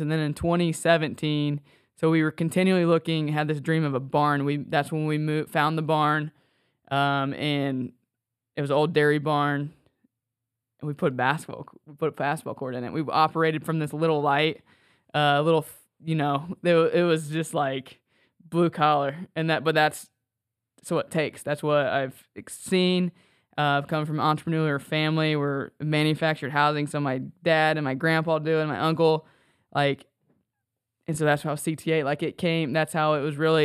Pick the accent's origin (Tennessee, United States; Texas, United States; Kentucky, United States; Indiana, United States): Indiana, United States; Sweetser; also born or lived in Marion, Indiana; I grew up in Sweetser, uh, Indiana